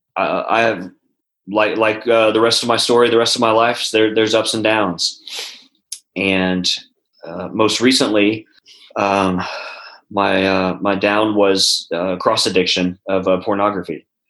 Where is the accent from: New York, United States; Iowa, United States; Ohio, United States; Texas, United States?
Texas, United States; also born or lived in California; now in Nashville, United States; I'm from Texas